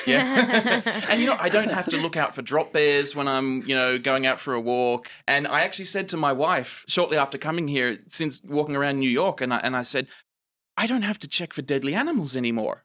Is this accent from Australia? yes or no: yes; Australian outback, Australia; accent: Australian; moved away; I grew up in the Australian outback, if you can't tell due to, of my accent, um, not an American